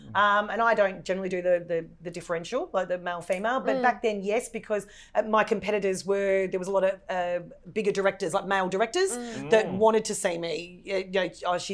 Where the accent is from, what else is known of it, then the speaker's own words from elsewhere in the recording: Dandenong, Victoria, Australia; I'm the girl from Dandenong